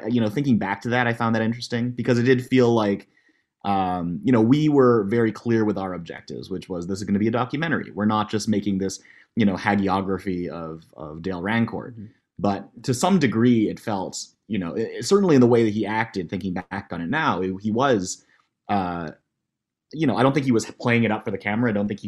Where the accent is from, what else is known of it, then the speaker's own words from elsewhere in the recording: Halifax, Nova Scotia, Canada; also born or lived in Toronto; I think we were from Halifax. We came from Toronto before